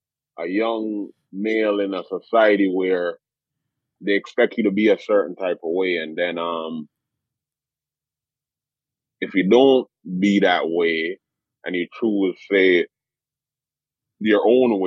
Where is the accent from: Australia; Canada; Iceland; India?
Canada; Toronto, Ontario; also born or lived in Jamaica; Yeah, I was born in Jamaica. And in 1997, I came to Toronto and I moved to Jane Street, which is Jane Street Chalk Farm, which is one of the most, like, I guess, violent areas in Canada.